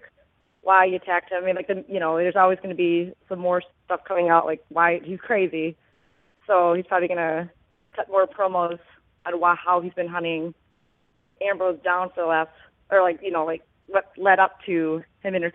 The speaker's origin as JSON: {"language": "English", "region": "Midwest", "country": "United States", "said": "I'm from the Midwest."}